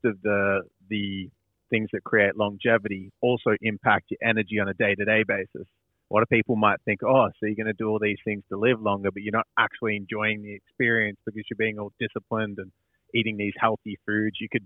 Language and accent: English; Dingley Village, Victoria, Australia; Dingley Village, which is a cute little kind of bogan town. Village? It's like, it's in the metropole, but it's like near Frankston in Melbourne